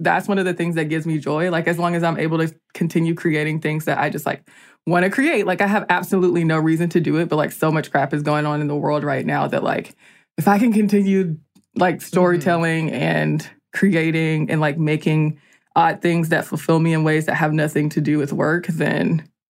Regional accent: Georgia, United States; also born or lived in Columbia, South Carolina; I was born in Columbia, South Carolina and raised in Georgia. And somehow I still do a caricature of the Southern accent.

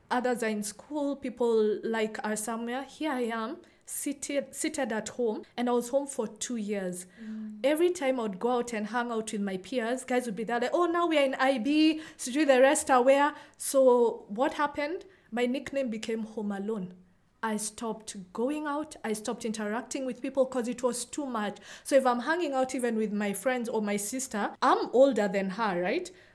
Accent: Nairobi, Kenya; born or raised there

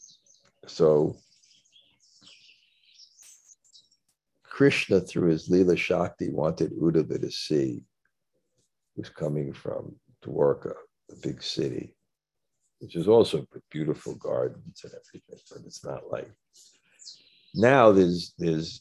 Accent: New York City, New York, United States; I come from Brooklyn

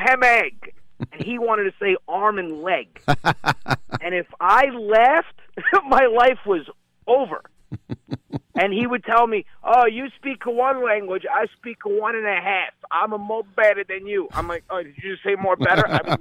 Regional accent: New Rochelle, New York, United States; I grew up in New Rochelle.

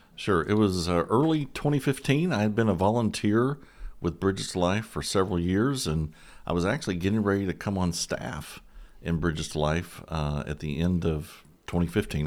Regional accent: San Antonio, Texas, United States; I grew up in San Antone.

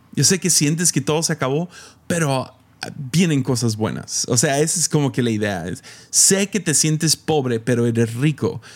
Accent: Mexico; moved away; soy el morro de México

